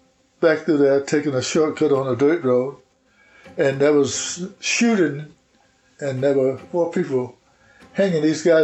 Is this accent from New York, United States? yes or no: no; Jackson County, Georgia, United States; I was born in Comox, Jackson County, Georgia.